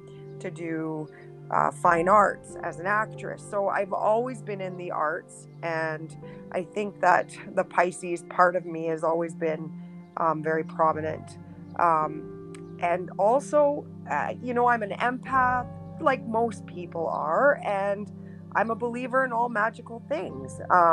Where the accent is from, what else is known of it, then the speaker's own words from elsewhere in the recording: Yellowknife, Northwest Territories, Canada; born there; So I was born actually in Yellowknife, the Northwest Territories